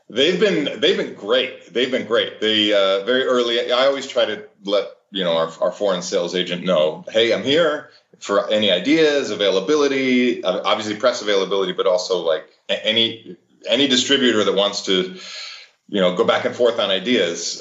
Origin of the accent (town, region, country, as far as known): Cleveland, Ohio, United States; born or raised there